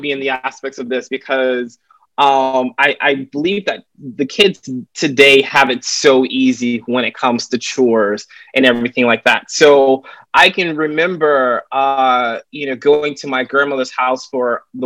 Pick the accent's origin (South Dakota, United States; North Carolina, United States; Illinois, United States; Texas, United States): North Carolina, United States; Raleigh; moved away as an adult; also born or lived in San Francisco / Syracuse; now in New York City, United States; I currently live here in New York City. I've spent most of my adult life here, but I'm originally from Raleigh, North Carolina. So I'm still a Southern boy at heart